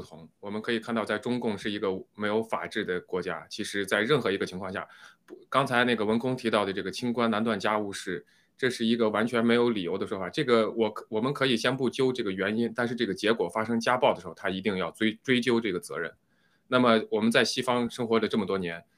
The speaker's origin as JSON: {"language": "Chinese", "country": "China", "moved": "yes", "said": "我们中国人"}